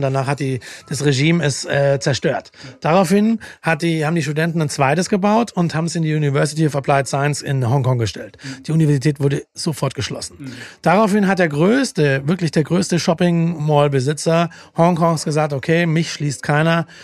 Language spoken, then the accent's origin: German; Langenargen, Baden-Württemberg, Germany; moved away; also born or lived in Stuttgart; Ich bin in Stuttgart geboren, dann direkt am Bodensee groß geworden. Und äh, kleines Touristenort, Langenargen am Bodensee